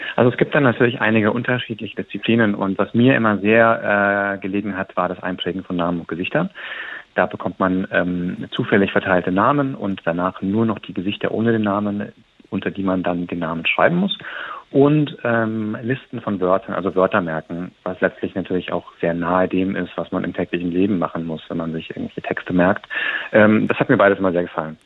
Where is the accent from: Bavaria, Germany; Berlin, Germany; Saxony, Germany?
Bavaria, Germany; Munich; meiner Heimatstadt München